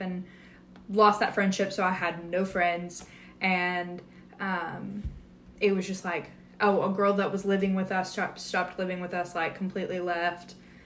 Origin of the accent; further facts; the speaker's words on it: a suburb of Dallas, Texas, United States; I grew up in Texas, went to church, in a suburb of Dallas, which is where I grew up, like, most of my life I grew up there